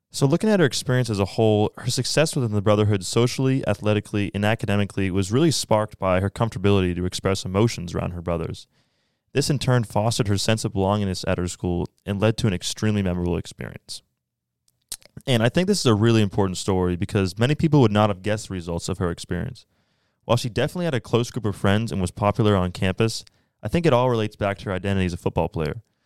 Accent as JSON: {"language": "English", "town": "Bedford", "region": "New Hampshire", "country": "United States", "said": "I am from Bedford, New Hampshire, and I'm a junior at Colby"}